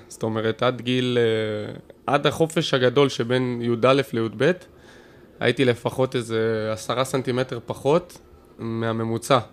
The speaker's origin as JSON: {"language": "Hebrew", "town": "Kfar Saba", "region": "Central District", "country": "Israel", "tie": "born or raised there", "said": "בורן אנד רייז, מה שנקרא, פה בכפר סבא"}